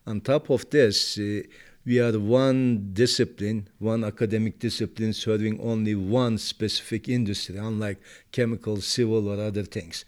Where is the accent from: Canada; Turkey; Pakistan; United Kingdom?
Turkey; moved away; I was born and raised in Turkey